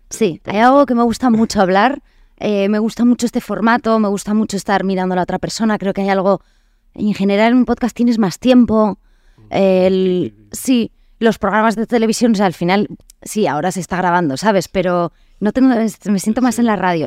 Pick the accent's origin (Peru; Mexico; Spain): Spain; Vitoria-Gasteiz, Basque Country; moved away as an adult; also born or lived in Bidart, French Basque Country, France; now in Madrid, Spain; Me crío allí eh, un poco entre las dos, te digo. O sea, como siempre, País Vasco francés, entre Vidar, que es mi pueblo, y Vitoria